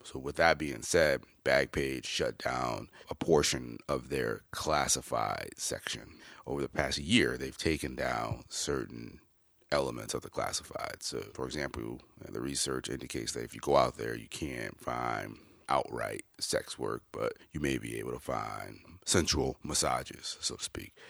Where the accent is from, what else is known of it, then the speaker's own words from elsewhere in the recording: Chicago, Illinois, United States; I'm from Chicago, born and raised